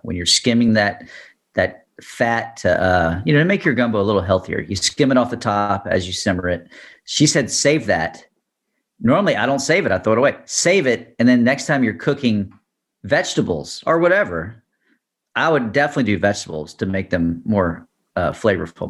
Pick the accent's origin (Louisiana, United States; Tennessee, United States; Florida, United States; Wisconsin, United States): Louisiana, United States; Baton Rouge; I'm from Baton Rouge